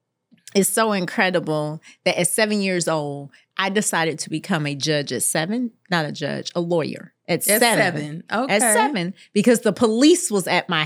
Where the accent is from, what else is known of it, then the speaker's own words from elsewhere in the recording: Jacksonville, Florida, United States; And so I was born in Jacksonville, Florida, mm-hmm. raised in Jacksonville, Florida, in the poorest zip code in the state, 32209.